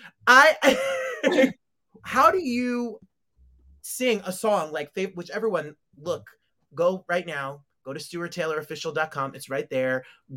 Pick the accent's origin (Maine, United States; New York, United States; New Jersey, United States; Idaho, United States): New Jersey, United States; I grew up in Jersey.